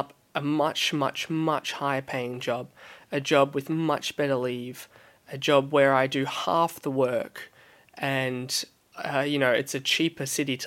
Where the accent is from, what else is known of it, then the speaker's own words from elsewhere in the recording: Melbourne, Victoria, Australia; moved away as an adult; now in London, United Kingdom; I'm originally from Melbourne, Australia. I've been living in London for about a year and a half now.